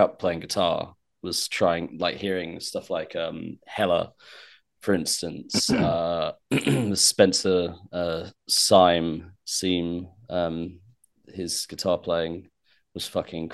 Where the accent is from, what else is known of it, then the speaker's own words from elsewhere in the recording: Portsmouth, South East England, United Kingdom; moved away as an adult; now in London, United Kingdom; I'm from Portsmouth